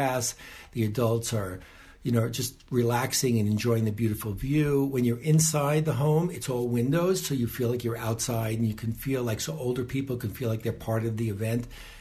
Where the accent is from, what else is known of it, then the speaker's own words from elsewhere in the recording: New York City, New York, United States; moved away as an adult; also born or lived in Nahliel, Israel; now in Tekoa, Israel; we're originally from Riverdale, New York, and we made Aliyah 7.5 years ago